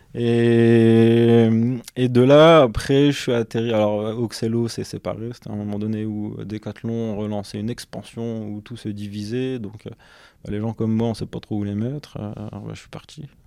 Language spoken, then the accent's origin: French; Douai, Hauts-de-France, France; also born or lived in Lens / Valenciennes / Lille metropolitan area; now in Lille, France; je suis originaire euh, de Lens. J'ai grandi à Douai, entre Douai et Lens